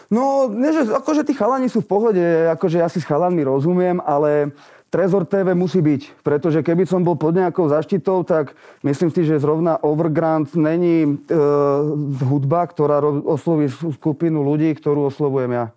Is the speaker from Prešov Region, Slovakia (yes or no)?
no; Bratislava, Bratislava Region, Slovakia; also born or lived in Vienna, Austria; ten život tu u nás vo Vrakúni